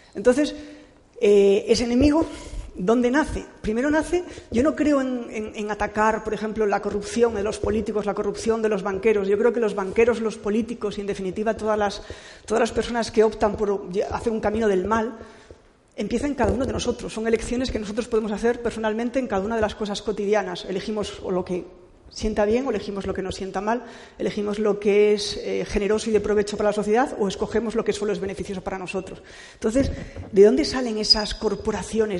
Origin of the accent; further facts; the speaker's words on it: Cantabria, Spain; yo soy cántabra